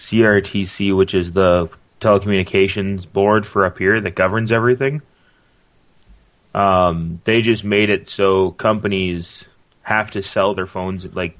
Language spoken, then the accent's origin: English; Canada; as a Canadian